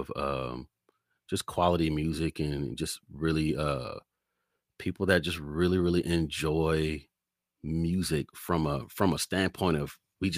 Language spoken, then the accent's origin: English; New Orleans, Louisiana, United States; now in Houston, United States; I'm from New Orleans, so I got all of that experience. And then moved out to Houston in 2005 after Hurricane Katrina